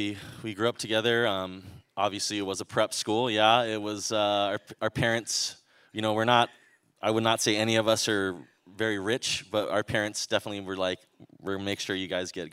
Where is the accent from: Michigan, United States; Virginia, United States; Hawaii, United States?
Hawaii, United States; We're from Hawaii. Hawaii is a place where you can't, if you get a little too big for your britches, you will get probably brought down to earth.